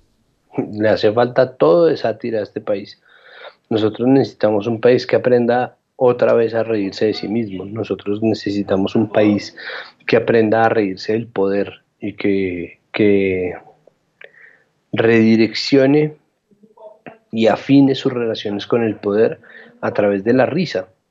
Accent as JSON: {"language": "Spanish", "region": "Bogotá", "country": "Colombia", "said": "Yo en eso sí soy un rolo de lo más convencional"}